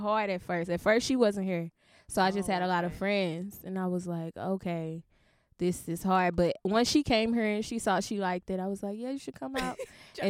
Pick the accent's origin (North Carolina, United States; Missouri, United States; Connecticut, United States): Missouri, United States; St. Louis; moved away as an adult; now in New York City, United States; I'm from St. Louis. I've been in New York for about 3 years. It'll be 4 next year.